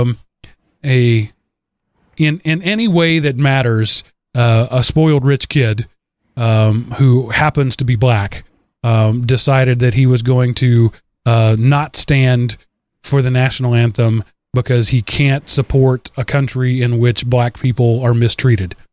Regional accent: North Texas, United States; moved away; I'm from North Texas.

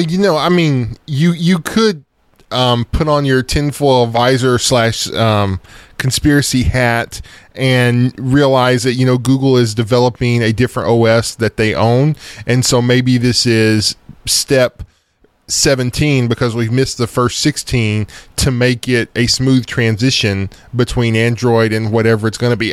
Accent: East Texas, United States; I'm from East Texas

